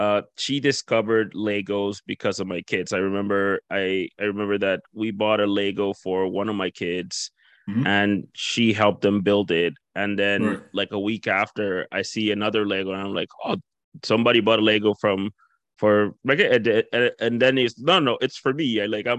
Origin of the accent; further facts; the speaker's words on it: Dominican Republic; now in Canada; when I came from the Dominican Republic, I actually lived in Miramichi for 3 months.